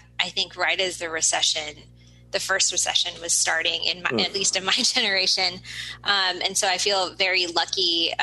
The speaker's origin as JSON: {"language": "English", "town": "Seattle", "region": "Washington", "country": "United States", "tie": "born or raised there", "said": "I was born and raised here in the Seattle area"}